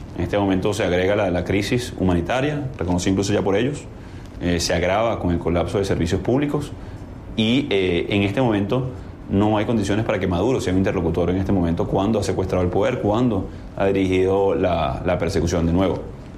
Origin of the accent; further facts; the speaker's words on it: Venezuela; como venezolanos